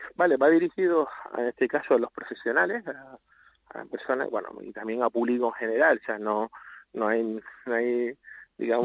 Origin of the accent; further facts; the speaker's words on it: Playa de Santiago, Canary Islands, Spain; mi pueblo natal, que es Playa de Santiago